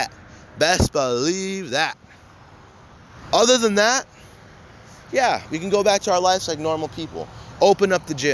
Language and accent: English; United States; as an American citizen